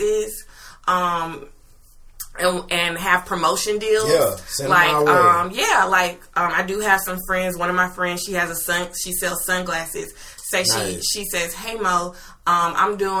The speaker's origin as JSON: {"language": "English", "area": "Metro Atlanta", "region": "Georgia", "country": "United States", "tie": "born or raised there", "also_born_or_lived": "Conyers, Georgia", "said": "I'm from Metro Atlanta. I was born in Gwinnett County"}